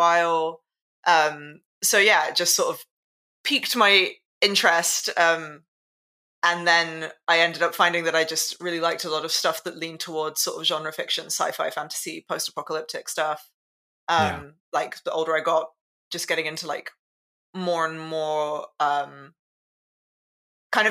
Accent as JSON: {"language": "English", "region": "London", "country": "United Kingdom", "tie": "born or raised there", "said": "In London. Born and raised Londoner."}